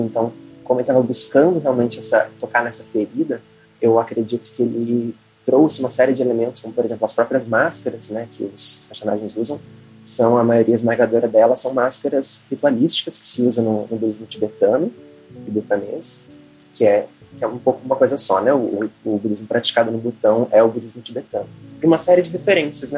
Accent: Brazil; A gente, como brasileiro

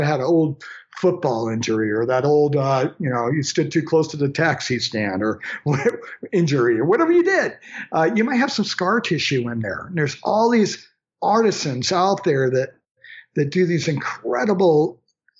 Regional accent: Maine, United States; I'm from Maine, just a good Maine kid that grew up in the woods myself

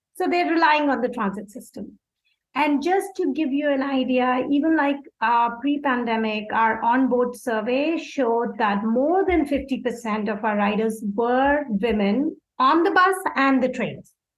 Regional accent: India; moved away as an adult; now in Los Angeles, United States; I'm from India.

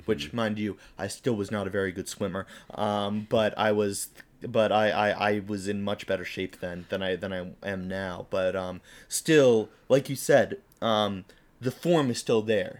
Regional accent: United States; we are American

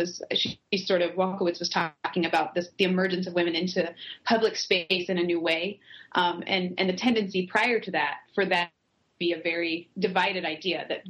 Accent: Lincoln, Nebraska, United States; also born or lived in Dallas; now in Minneapolis, United States; I grew up in in Lincoln, Nebraska, which is a relatively small area, and now live in Minneapolis

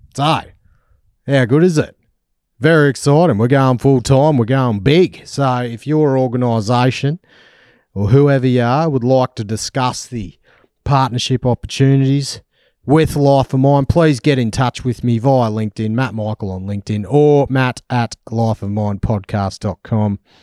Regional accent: Australia; accent: Australian; my Australian accent.

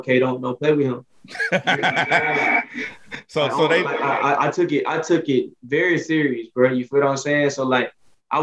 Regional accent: Alabama, United States; I'm from off Alabama. Shout out my city

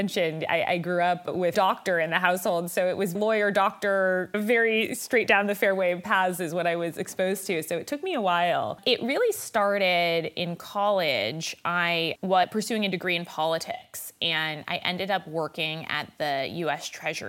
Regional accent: Los Angeles, California, United States; I am actually born and raised in California, in Los Angeles. My mother still lives at the same house I was brought back to when I was born, deep roots in LA.

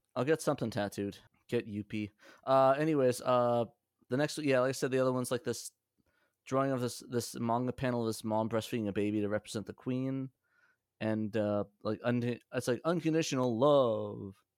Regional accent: Middletown, New Jersey, United States; also born or lived in Union Beach, New Jersey; I grew up in Middletown.

